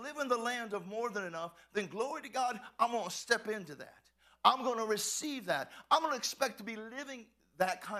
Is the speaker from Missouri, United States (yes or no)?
no; Texas, United States; I'm from Texas